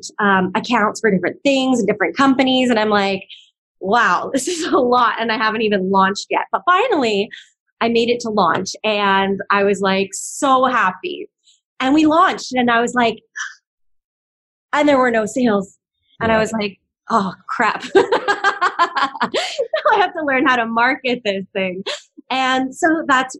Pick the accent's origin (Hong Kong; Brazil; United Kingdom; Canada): Canada; moved away as an adult; now in Hawaii, United States; I was actually born and raised in Canada